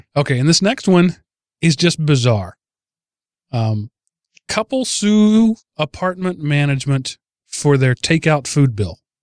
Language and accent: English; Texas, United States; I'm from Texas